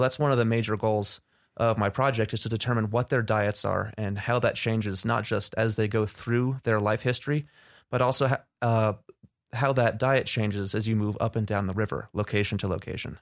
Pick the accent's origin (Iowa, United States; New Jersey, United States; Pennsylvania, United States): New Jersey, United States; Tenafly; moved away as an adult; now in Montana, United States; I'm originally from Tenafly, New Jersey